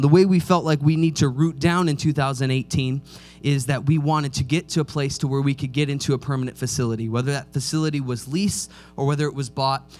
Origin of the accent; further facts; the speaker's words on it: Midwest, United States; we grew up in the Midwest